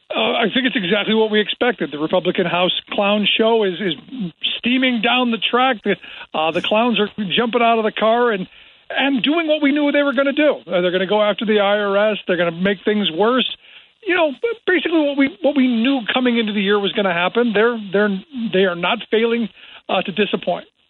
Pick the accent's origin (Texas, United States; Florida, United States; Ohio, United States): Ohio, United States; Cleveland; I grew up in Cleveland, which was basically the home of both of those things